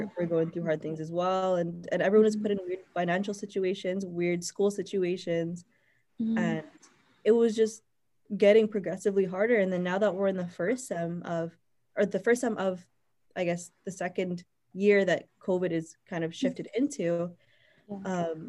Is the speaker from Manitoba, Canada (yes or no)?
yes; Winnipeg, Manitoba, Canada; moved away as an adult; also born or lived in Toronto; I'm from Winnipeg, so that's where I am right now